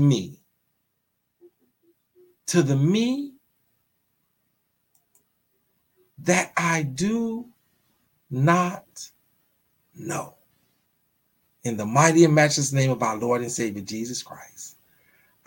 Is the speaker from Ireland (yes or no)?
no; New York, United States; I'm from Brooklyn. We don't have fireplaces in Brooklyn